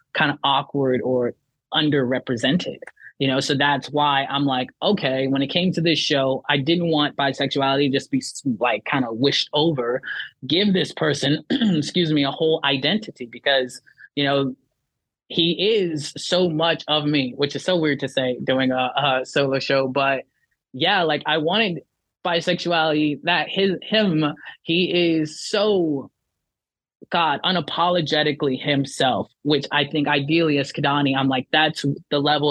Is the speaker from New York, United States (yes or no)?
no; Miami, Florida, United States; born or raised there; also born or lived in Lithia Springs, Georgia